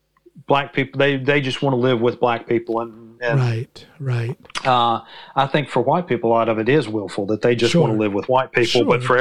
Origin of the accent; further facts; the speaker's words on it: Mississippi, United States; moved away as an adult; now in Norway; I know in my home state there are a lot of blacks living in rural areas, particularly in the Mississippi Delta